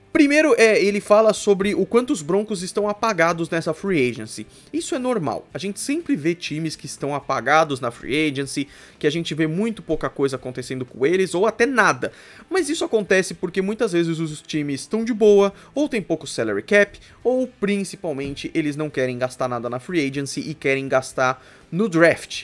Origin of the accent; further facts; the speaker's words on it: São Paulo, Brazil; eu sou aqui de São Paulo